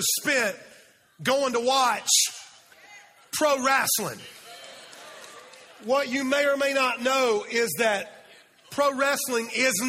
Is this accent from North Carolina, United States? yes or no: no; Fountain Inn, South Carolina, United States; See, I am from Fountain Inn, South Carolina.